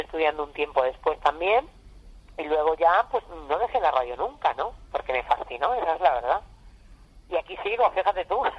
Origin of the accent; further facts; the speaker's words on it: Extremadura, Spain; also born or lived in Badajoz; como todas las chicas, chicos de mi, de mi tierra, cuando éramos pequeños, eh, en los años 70